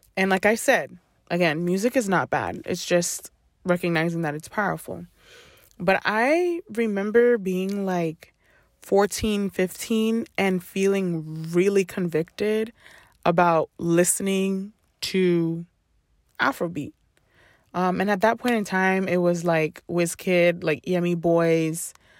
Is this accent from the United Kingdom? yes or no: no; Ghana; I grew up Ghanaian. I am Ghanaian through and through